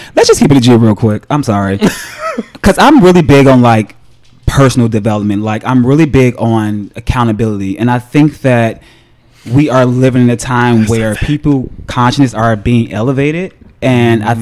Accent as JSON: {"language": "English", "town": "Chicago", "region": "Illinois", "country": "United States", "tie": "born or raised there", "also_born_or_lived": "New York", "moved": "as an adult", "said": "I grew up in the hood of Chicago"}